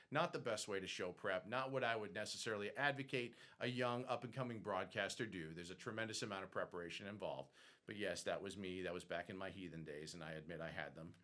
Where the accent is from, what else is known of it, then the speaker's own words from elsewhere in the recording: Boston, Massachusetts, United States; also born or lived in Athens, Georgia; now in Georgia, United States; I'm from Boston